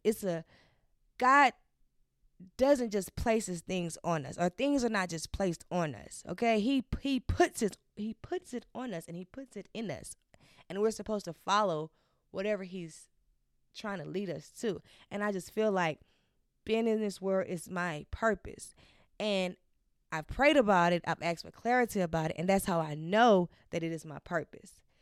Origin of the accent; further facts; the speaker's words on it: Baton Rouge, Louisiana, United States; moved away as an adult; now in Los Angeles, United States; born and raised Baton Rouge, Louisiana